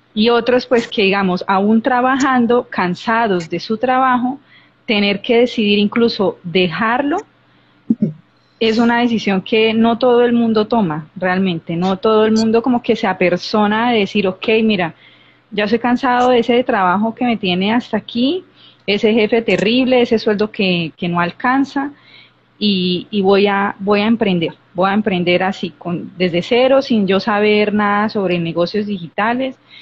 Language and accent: Spanish; Colombia; yo soy de Colombia